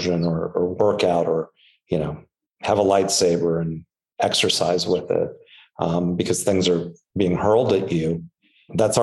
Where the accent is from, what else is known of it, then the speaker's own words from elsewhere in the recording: Anaheim, California, United States; I grew up in Anaheim, which I grew up probably two blocks away from Disneyland